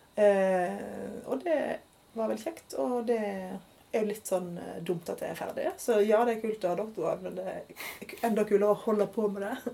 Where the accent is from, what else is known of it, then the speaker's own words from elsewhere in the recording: Odda, Vestland, Norway; also born or lived in Geneva / India / Oslo / Bergen; now in Stavanger, Norway; så er jeg jo fra Odda